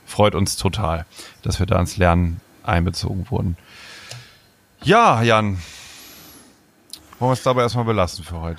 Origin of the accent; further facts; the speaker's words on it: Germany; Ich komme nicht aus Hamburg, ich komme aus der Nähe von Bremen.